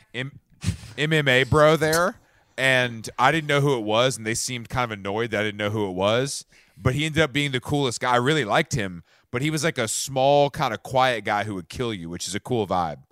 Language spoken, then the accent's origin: English; Atlanta, Georgia, United States; I'm from Atlanta